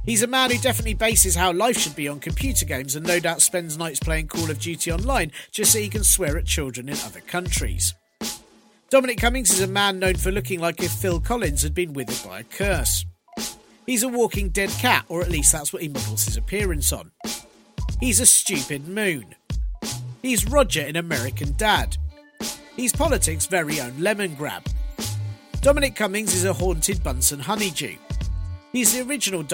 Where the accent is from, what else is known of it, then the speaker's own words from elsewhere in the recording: London, United Kingdom; I was born in London, grew up in London and do a lot of work in London